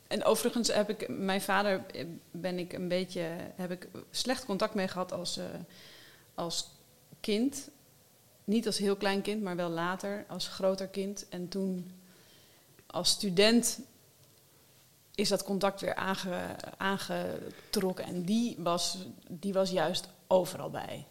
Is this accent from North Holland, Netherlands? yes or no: yes; Alkmaar, North Holland, Netherlands; moved away; also born or lived in Amsterdam / Wageningen; Mijn leven begon in Alkmaar in het ziekenhuis.